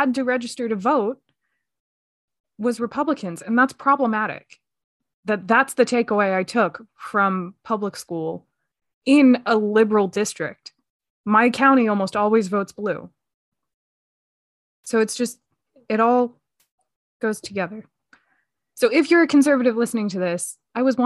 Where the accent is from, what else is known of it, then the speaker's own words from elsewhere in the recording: just outside of Philadelphia, Pennsylvania, United States; I grew up just outside of Philadelphia